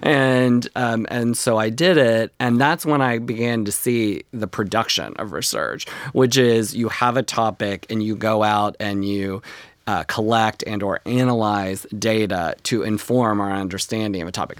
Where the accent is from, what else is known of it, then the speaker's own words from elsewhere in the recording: North Texas, United States; moved away; when I was growing up in North Texas on the plains